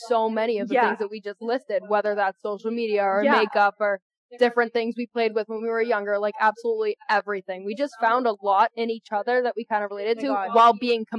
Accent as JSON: {"language": "English", "town": "Boston", "region": "Massachusetts", "country": "United States", "accent": "Boston", "said": "and I am from Boston. My whole family grew up around Boston, so I have that accent"}